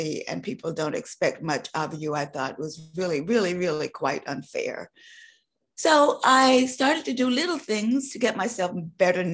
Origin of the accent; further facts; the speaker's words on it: North Carolina, United States; Growing up in North Carolina in a tobacco growing farm, my first job was, I would say, barning tobacco. So I was a country girl